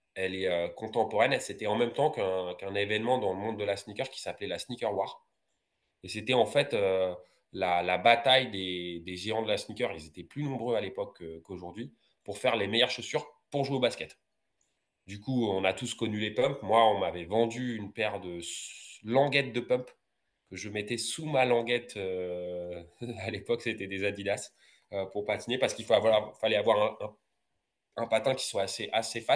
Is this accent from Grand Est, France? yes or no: no; Villiers-le-Bel, Île-de-France, France; ma ville de Villiers-le-Bel, parce que je suis originaire de Villiers-le-Bel dans 95